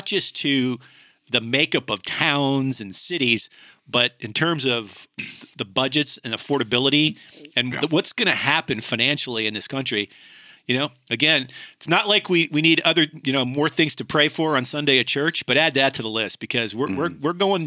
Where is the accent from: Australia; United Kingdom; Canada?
Canada; I grew up in Canada